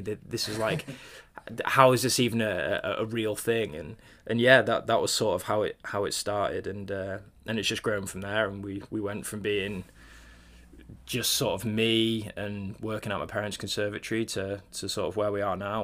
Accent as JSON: {"language": "English", "area": "Cornwall", "region": "South West England", "country": "United Kingdom", "tie": "born or raised there", "said": "I grew up in Cornwall actually, um, down on the on the south coast, right down near Land's End"}